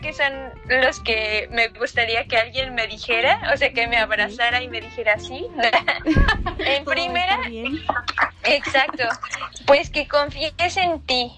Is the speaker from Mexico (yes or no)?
yes; Mexico; moved away as an adult; also born or lived in Michoacán; now in Barcelona, Spain; soy mexicana y el amor me trajo a Barcelona.